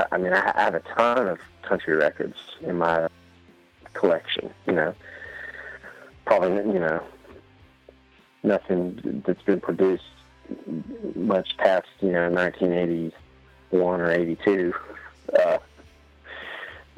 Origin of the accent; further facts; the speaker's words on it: East Tennessee, United States; I'm a hick from East Tennessee